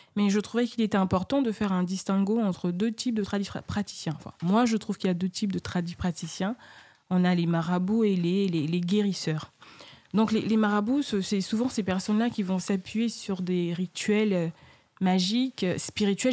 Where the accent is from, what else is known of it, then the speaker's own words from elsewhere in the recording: Côte d’Ivoire; moi je suis ivoirienne